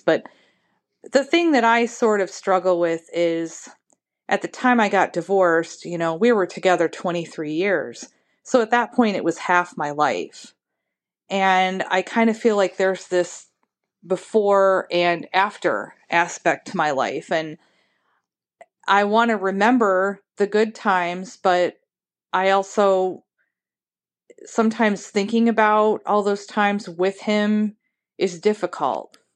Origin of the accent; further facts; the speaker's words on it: Ohio, United States; I'm from Ohio.